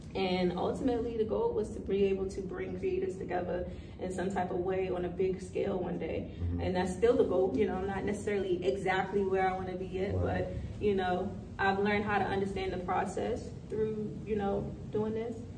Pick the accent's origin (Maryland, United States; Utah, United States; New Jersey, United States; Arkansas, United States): Maryland, United States; Baltimore; also born or lived in Atlanta / Washington, District of Columbia, United States; I've been in DC for about, since about September, but I'm from Baltimore